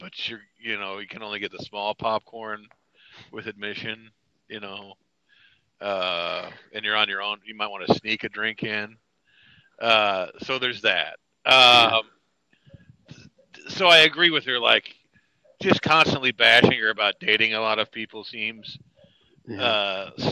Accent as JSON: {"language": "English", "region": "Midwest", "country": "United States", "said": "I'm from the Midwest"}